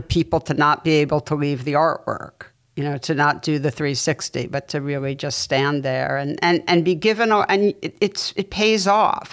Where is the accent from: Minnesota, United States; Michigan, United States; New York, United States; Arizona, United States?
New York, United States; New York City; I grew up in New York City going to the Museum of Natural History